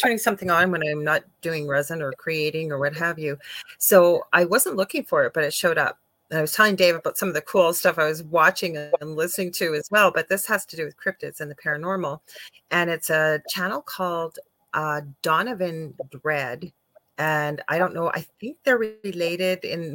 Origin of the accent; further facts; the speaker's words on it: Canada; I am a Canadian clairvoyant medium